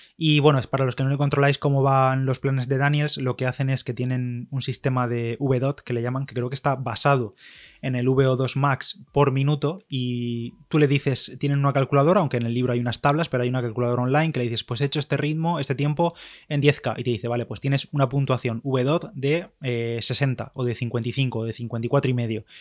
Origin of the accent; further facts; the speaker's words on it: Spain; soy de España